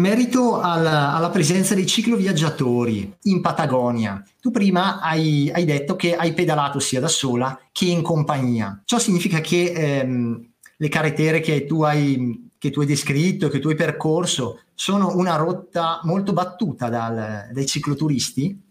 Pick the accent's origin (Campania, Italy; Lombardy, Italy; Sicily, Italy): Lombardy, Italy; Bergamo area; io sono un bergamasco montanaro